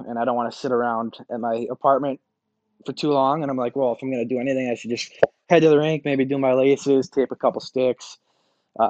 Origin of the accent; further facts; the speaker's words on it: Boston, Massachusetts, United States; moved away as an adult; now in Minnesota, United States; growing up in Boston, being from Boston, playing for Boston, going to Harvard